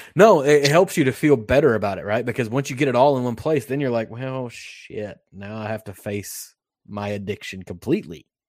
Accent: Western Kentucky, United States; I'm from Western Kentucky.

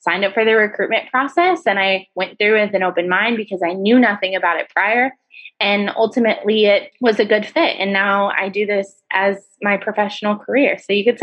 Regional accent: Iowa, United States; moved away as an adult; also born or lived in Fort Worth, Texas; now in Georgia, United States; So I'm originally from Iowa, so I'm a Midwesterner at heart

